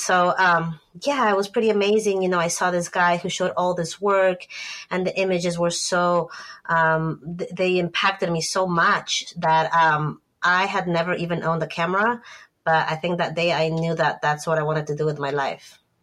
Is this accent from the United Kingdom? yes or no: no; Ecuador; moved away as an adult; also born or lived in Bay Area, California, United States; now in United States; I grew up in Ecuador, but I came up to the U.S. for college because my sister lived in the in the Bay Area